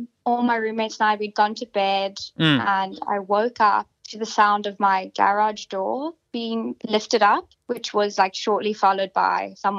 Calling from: Sydney, New South Wales, Australia; I'm calling from Neutral Bay.

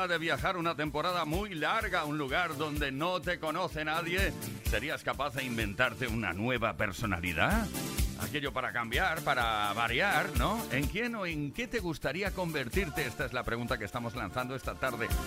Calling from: Cartagena, Region of Murcia, Spain; de Cartagena.

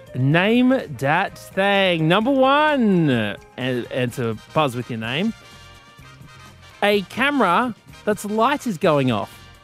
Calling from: Gold Coast, Queensland, Australia; I'm calling in from Brisbane at the moment, but I'm actually Gold Coast resident

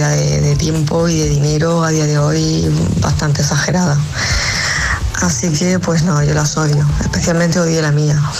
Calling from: Valencia, Valencian Community, Spain; Hola, buenos días, soy … de Valencia.

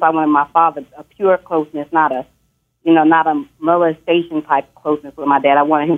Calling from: Dallas, Texas, United States; I'm calling from Dallas.

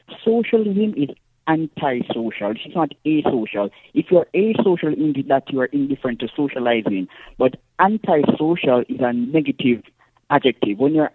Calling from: parish of St. Andrew, Saint Andrew, Jamaica; I'm calling from Jamaica in the parish of St. Andrew in the urban area.

